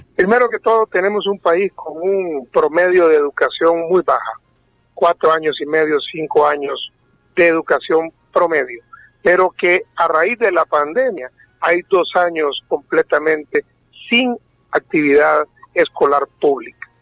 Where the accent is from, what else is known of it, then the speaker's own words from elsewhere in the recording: Honduras; nuestro deber hoy como hondureños